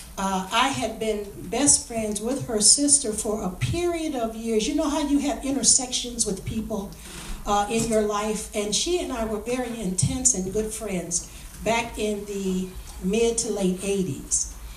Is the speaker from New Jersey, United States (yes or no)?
no; Highland Park, Michigan, United States; my experiences growing up in Highland Park